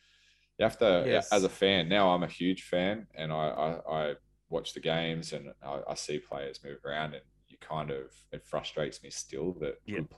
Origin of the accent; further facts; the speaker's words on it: Cronulla, New South Wales, Australia; now in Newcastle, Australia; I live here now. I'm from Cronulla, but I consider this my home, obviously. My family's here.